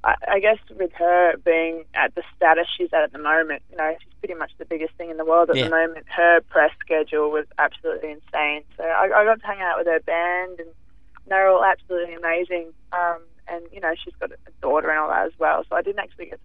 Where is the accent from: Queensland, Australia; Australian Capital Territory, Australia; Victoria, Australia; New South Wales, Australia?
Victoria, Australia; Melbourne; now in Sydney, Australia; I'm from Melbourne originally